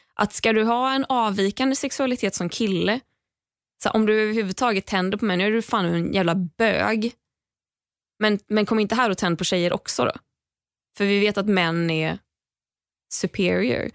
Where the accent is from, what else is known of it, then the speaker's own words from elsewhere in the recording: Gothenburg, Västra Götaland, Sweden; moved away; när jag var hemma i Göteborg